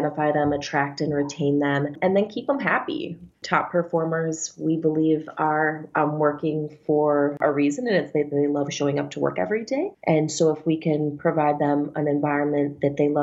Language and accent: English; Minnesota, United States; moved away as an adult; now in New York, United States; I was born and raised in Minnesota